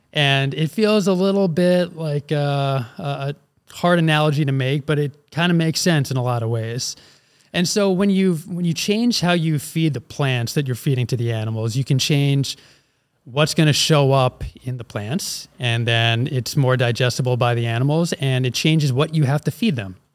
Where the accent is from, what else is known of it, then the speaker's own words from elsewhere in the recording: Philadelphia, Pennsylvania, United States; moved away; also born or lived in Wisconsin; I'm originally from Philly